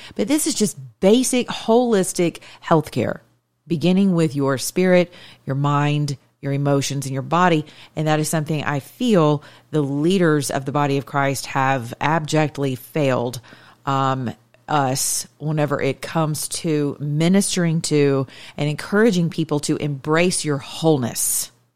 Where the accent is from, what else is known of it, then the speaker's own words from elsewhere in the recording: the South, United States; now in Atlanta, United States; I'm from the South